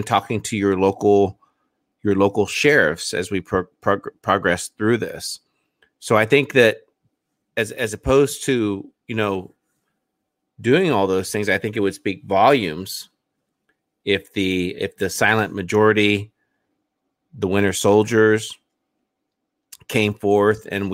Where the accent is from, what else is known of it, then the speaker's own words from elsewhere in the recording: Indiana, United States; my home state